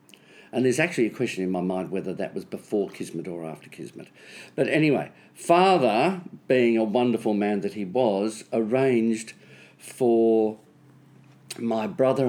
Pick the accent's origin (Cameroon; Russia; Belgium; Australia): Australia; Melbourne, Victoria; I was born in Melbourne.